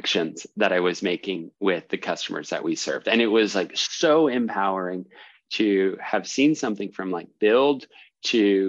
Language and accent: English; Canada; moved away as an adult; also born or lived in New York City; I'm from Canada originally